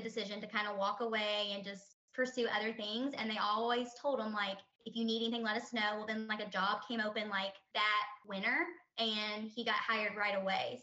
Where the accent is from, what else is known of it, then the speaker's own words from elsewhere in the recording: Kentucky, United States; also born or lived in Louisville, Kentucky; we live in Louisville, Kentucky, but that could always change. But we're both from Kentucky